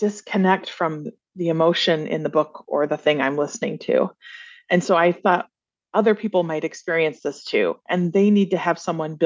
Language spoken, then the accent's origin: English; Flint, Michigan, United States; I grew up in Flint, Michigan in the 80s